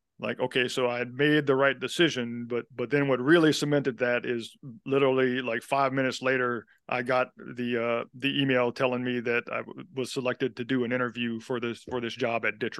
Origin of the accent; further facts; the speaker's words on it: the South, United States; you know, I'm from the South, so we won't necessarily let the truth get in the way of a good story